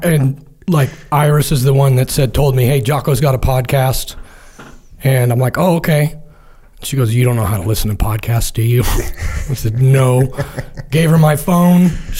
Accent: San Clemente, California, United States; My dad was in the Marine Corps, so we moved around a little bit, kind of settled down up in San Clemente here in Orange County. Grew up up there, swam, played water polo, did that through high school

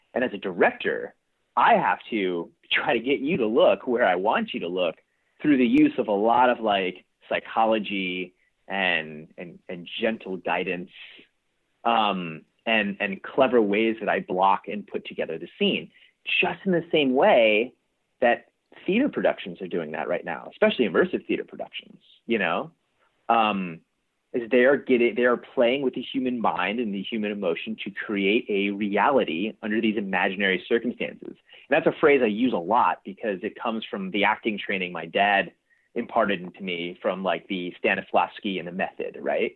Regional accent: East Coast, United States; also born or lived in Pasadena, California; now in California, United States; I was actually born in Pasadena. Oh, um, and uh, so I have like strong ties here to California, but I grew up on the East Coast.

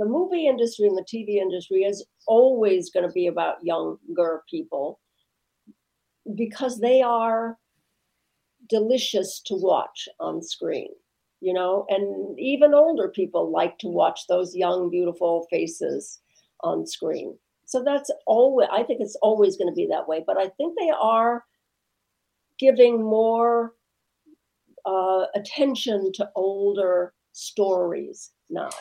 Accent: Midwest, United States; I'm from the Midwest

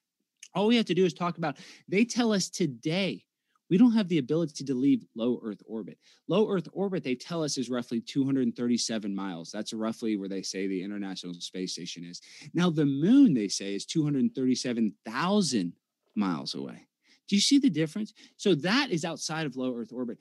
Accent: Texas, United States; I'm from Texas

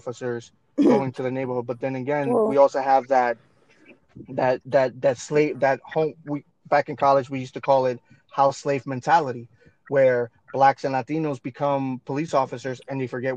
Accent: New York, United States; growing up in New York

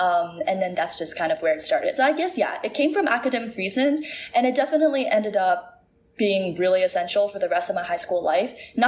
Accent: Singapore; I don't think they'd be able to tell that I'm like Singaporean. Like I do not have like a Singlish accent.

